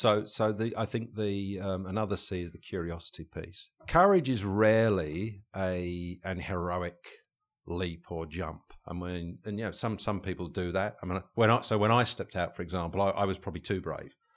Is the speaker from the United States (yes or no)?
no; England, United Kingdom; back in the day when we were, were, uh, growing up in England